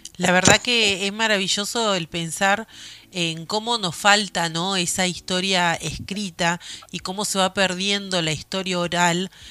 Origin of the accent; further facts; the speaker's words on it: Argentina; es muy difícil aquí en mi país